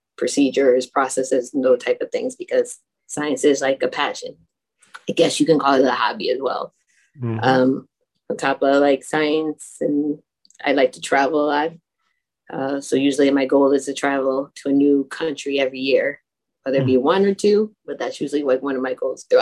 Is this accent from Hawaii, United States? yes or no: no; Waterbury, Connecticut, United States; I was born and raised in Waterbury, Connecticut